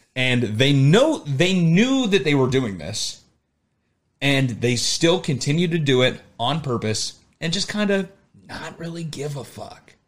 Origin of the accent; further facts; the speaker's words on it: Arizona, United States; now in Chicago, United States; me growing up in Arizona